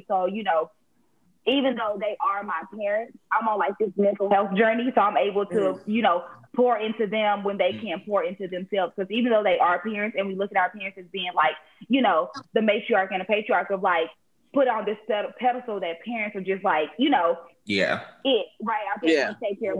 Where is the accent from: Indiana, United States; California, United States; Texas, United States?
Texas, United States; Houston; moved away as an adult; now in Atlanta, United States; I'm born and raised in Houston